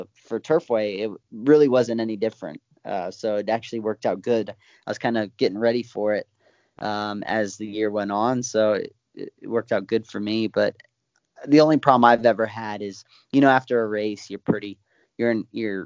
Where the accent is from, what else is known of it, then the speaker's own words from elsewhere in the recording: California, United States; moved away; also born or lived in Florida; I'm born and raised in California